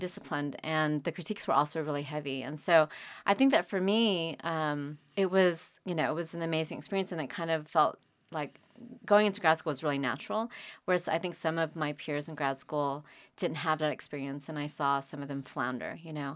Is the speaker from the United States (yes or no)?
yes; California, United States; born or raised there; moved away as an adult; also born or lived in Vietnam; now in North Carolina, United States